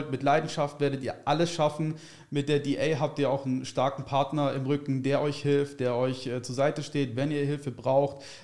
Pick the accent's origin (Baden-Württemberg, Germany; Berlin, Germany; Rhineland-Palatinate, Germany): Baden-Württemberg, Germany; ich komme aus der Richtung vom äh, Stuttgart, aus dem